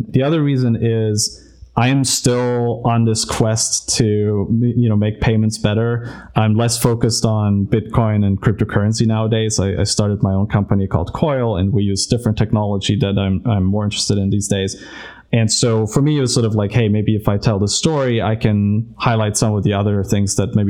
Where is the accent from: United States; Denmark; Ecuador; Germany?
Germany; moved away; I'm from Germany originally, and so my grandmother still told me about like hyperinflation